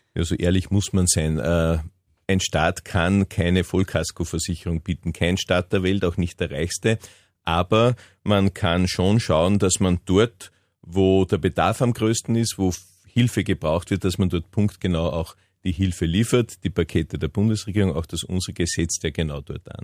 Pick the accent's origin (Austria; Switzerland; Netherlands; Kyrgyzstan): Austria; Upper Austria; bei uns in Oberösterreich